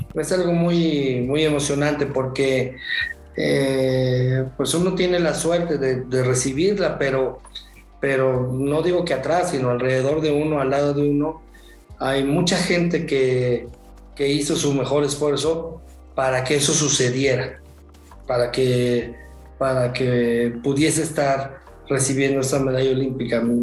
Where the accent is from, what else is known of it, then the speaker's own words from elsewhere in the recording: Mexico; como mexicanos